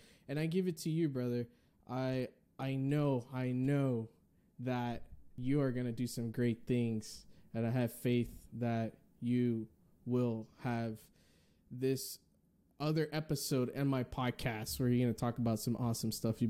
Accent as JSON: {"language": "English", "region": "Northeast", "country": "United States", "said": "That sounded like so I'm from the Northeast."}